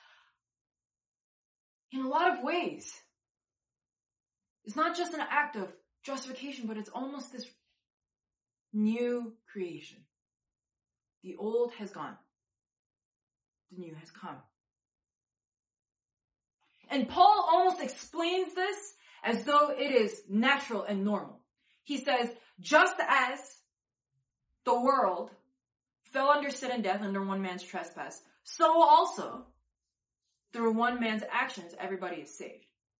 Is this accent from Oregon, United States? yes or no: no; New York, United States; I'm a New Yorker